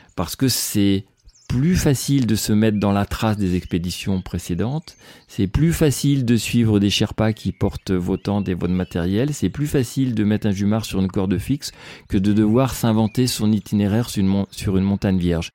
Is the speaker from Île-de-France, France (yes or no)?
no; Le Mans, Pays de la Loire, France; moved away as an adult; now in Chamonix, France; je suis né en plaine, au Mans, où j'ai vécu 20 euh, ans.